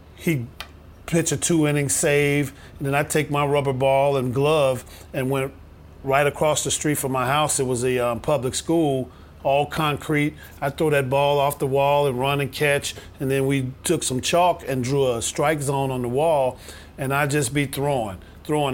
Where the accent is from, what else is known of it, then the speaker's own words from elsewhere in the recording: Chicago, Illinois, United States; growing up in Chicago